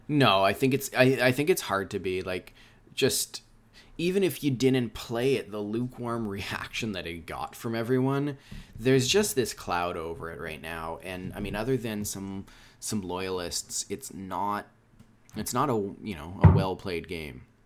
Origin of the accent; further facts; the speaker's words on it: Canada; I'm from Canada